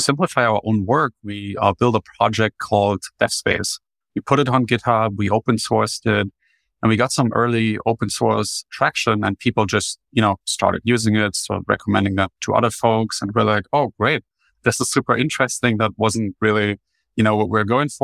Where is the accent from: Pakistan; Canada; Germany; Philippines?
Germany; English is a second language; moved away as an adult; now in United States; you can probably already spot my accent. I grew up in Germany, made the transition to the United States in 2019